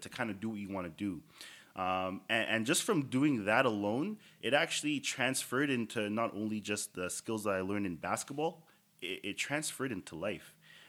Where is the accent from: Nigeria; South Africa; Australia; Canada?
Canada; Toronto, Ontario; Starting off as just you know the typical kid growing up in Toronto, chasing hoop dreams.